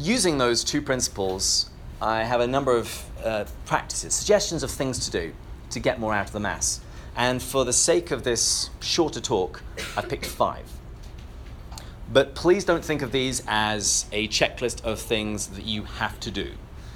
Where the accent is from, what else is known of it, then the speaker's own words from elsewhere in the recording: England, United Kingdom; I come from England, which is why I have this delightful accent.